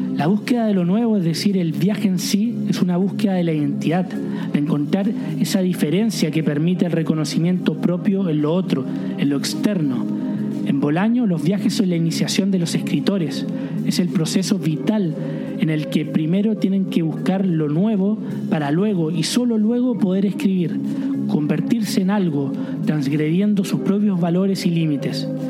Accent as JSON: {"language": "Spanish", "country": "Chile", "moved": "yes"}